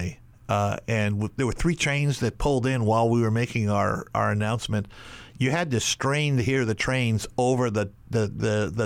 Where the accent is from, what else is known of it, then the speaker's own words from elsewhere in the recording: Canada; now in Honolulu, United States; I grew up in Canada, so in the summer, I would be staying with my aunt in Toronto